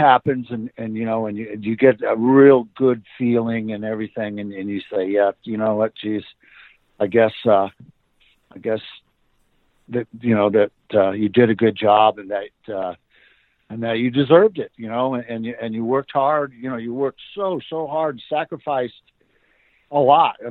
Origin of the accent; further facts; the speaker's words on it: Tampa, Florida, United States; moved away; also born or lived in California; the little house where I grew up in down in Tampa.